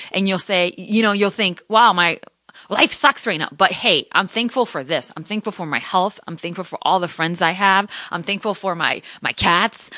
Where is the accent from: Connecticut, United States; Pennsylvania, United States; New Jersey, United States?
Connecticut, United States; moved away as an adult; also born or lived in Providence / Seattle; I was the first in my family to ever go to college, to go to a, a, you know, a university, to move out from Connecticut